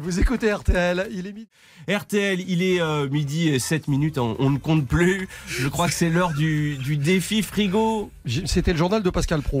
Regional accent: Belgium; now in France; je suis belge

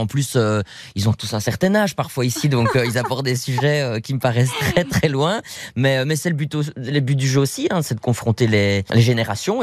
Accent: Belgium; en tant que Belge

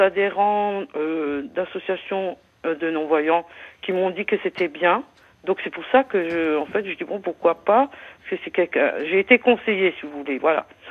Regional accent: Moselle, Grand Est, France; je suis de la Moselle

